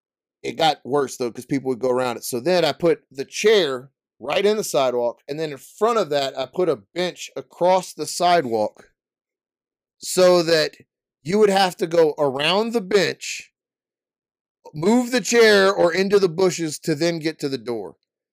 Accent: Canada; I'm from Canada.

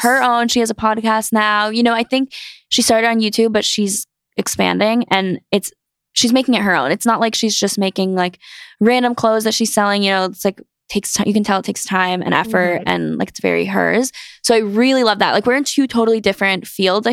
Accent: North Carolina, United States; moved away as an adult; now in New York City, United States; I grew up in North Carolina and I went to school there

